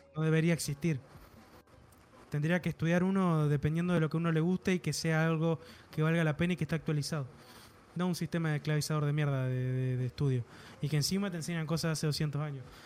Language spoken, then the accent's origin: Spanish; Argentina